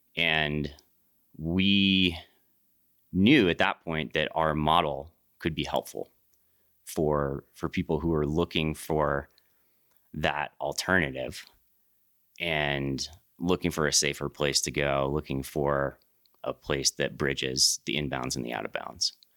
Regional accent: East Coast, United States; moved away as an adult; also born or lived in Jackson; I grew up on the East Coast

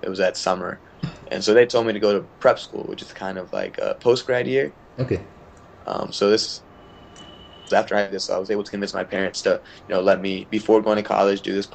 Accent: Maryland, United States; also born or lived in India (ancestry); I'm from Maryland

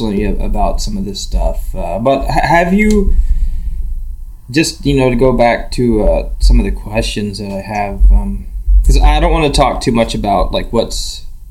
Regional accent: Metropolis, Illinois, United States; I grew up in Metropolis

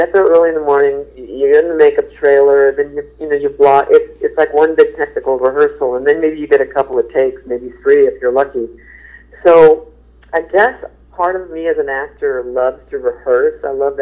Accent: St. Paul, Minnesota, United States; now in New York, United States; St. Paul is my hometown

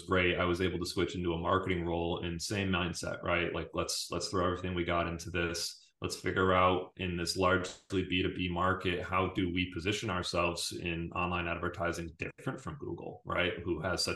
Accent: Syracuse, New York, United States; I'm from Syracuse

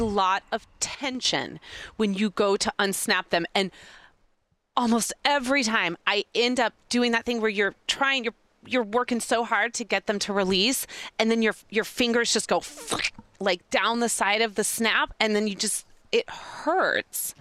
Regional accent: Kansas City, United States; moved away; also born or lived in Chicago, Illinois / Mississippi / Louisiana; I tend to say I was born and raised in Kansas City, but I call Chicago home because my babies were born in Chicago

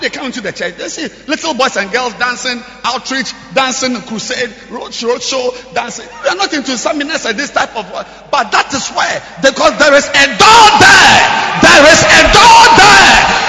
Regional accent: Jamaica; I'm just from Jamaica. We built a huge cathedral, the Rock Cathedral, in the center of Jamaica.

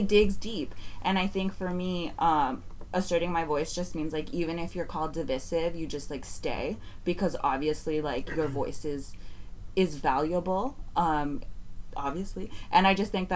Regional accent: San Francisco, California, United States; I'm growing up in the Mission, I was cradled

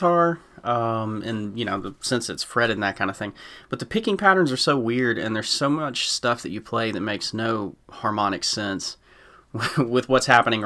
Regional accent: Lawrenceville, Georgia, United States; now in Dunwoody, United States; I grew up over in Lawrenceville

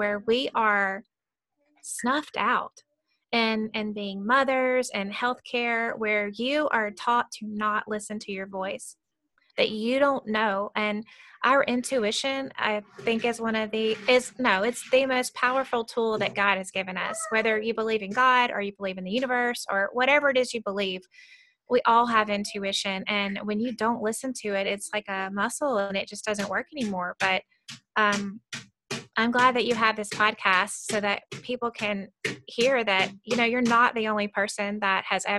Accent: Mississippi, United States; we're both from Mississippi

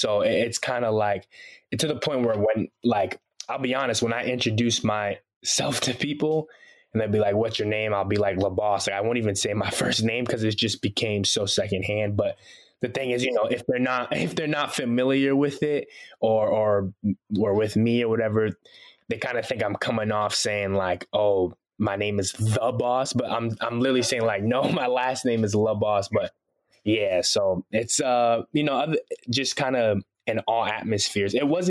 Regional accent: Boston, Massachusetts, United States; accent: American; first language Haitian Creole; also born or lived in Haiti; I'm originally from Haiti, from the Caribbean, but I grew up in Boston, Massachusetts. So yeah, I got the American accent.

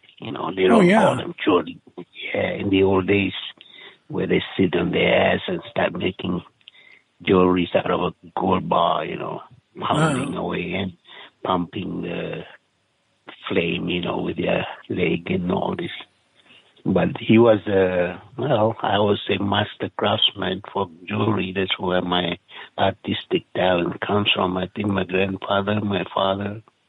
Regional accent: East Coast, Malaysia; But anyway, I was raised in the East Coast after that and became involved in the Muslim side of life, you know.

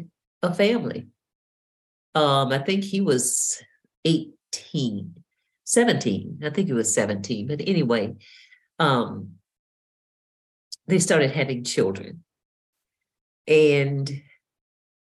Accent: Mississippi, United States; I was born and raised in Mississippi

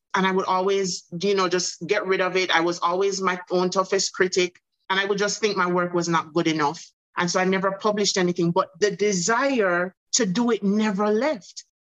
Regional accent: Jamaica; also born or lived in Bahamas; now in United States; my home country jamaica

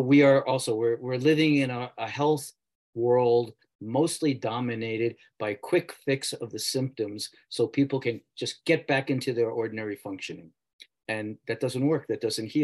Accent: New York City, New York, United States; I grew up in New York City

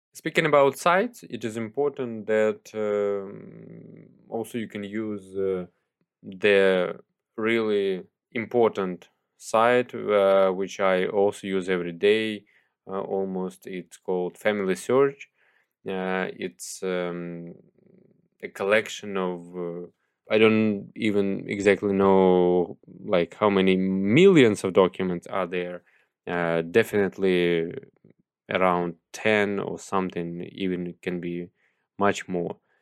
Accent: Mykolaiv, Mykolaiv Oblast, Ukraine; my hometown, Mykolaiv

